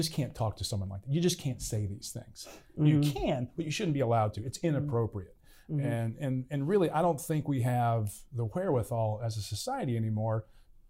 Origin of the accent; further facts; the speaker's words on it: Pittsburgh, Pennsylvania, United States; we're both from Pittsburgh, we're both Steeler fans